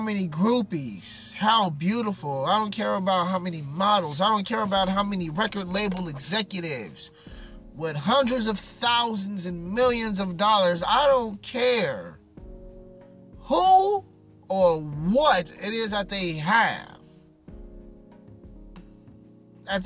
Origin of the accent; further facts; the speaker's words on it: Long Beach, California, United States; I'm from Long Beach